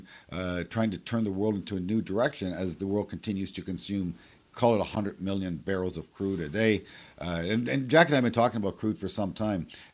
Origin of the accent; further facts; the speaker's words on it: Canada; as a Canadian